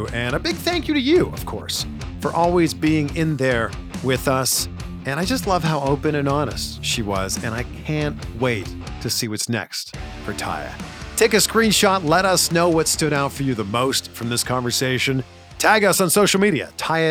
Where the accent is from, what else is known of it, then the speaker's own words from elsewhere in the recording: Canada; now in Los Angeles, United States; Yeah, we're from Canada.